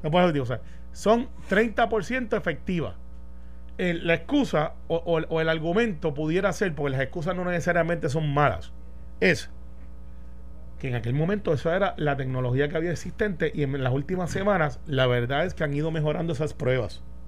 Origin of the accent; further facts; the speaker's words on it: Guaynabo, Puerto Rico; Guaynabo, de donde yo soy, aunque no resido ahí ya, pero yo soy del barrio Santa Rosado y criado en Cantagallo